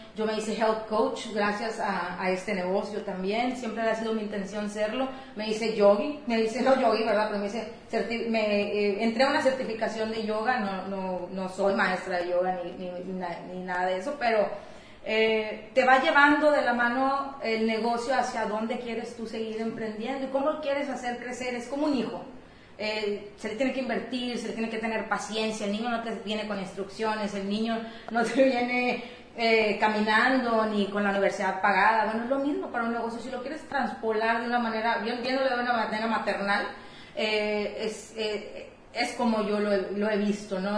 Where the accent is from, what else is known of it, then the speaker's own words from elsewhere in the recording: Matamoros, Tamaulipas, Mexico; moved away as an adult; los azares del destino me llevaron a regresar a mi ciudad de origen